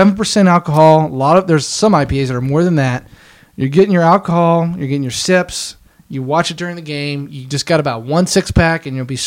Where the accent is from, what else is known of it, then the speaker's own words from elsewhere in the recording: India; That's where I'm from. I'm from India.